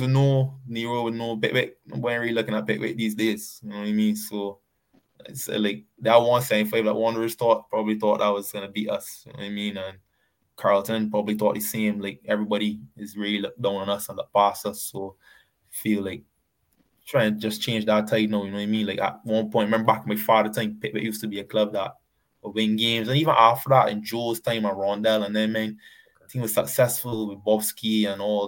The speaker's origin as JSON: {"language": "English", "country": "Barbados", "also_born_or_lived": "England"}